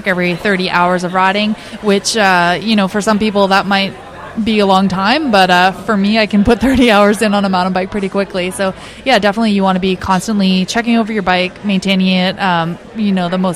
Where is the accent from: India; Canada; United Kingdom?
Canada; New Brunswick; now in Kamloops, Canada; I grew up in New Brunswick